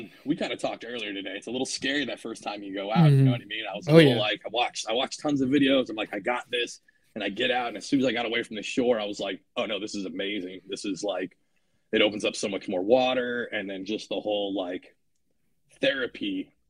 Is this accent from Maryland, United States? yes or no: no; Washington, United States; now in New Jersey, United States; originally I'm from Washington State. So growing up, fishing was a kind of a constant thing I did with my grandfather all the time as a kid